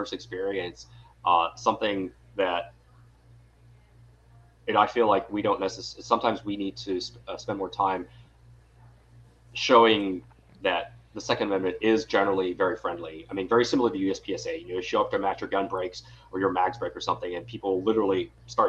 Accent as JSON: {"language": "English", "town": "Owensboro", "region": "Kentucky", "country": "United States", "tie": "born or raised there", "also_born_or_lived": "East Coast", "moved": "as an adult", "lives_now": "San Francisco Bay Area, United States", "said": "I was born and raised in Western Kentucky in a little town called Owensboro."}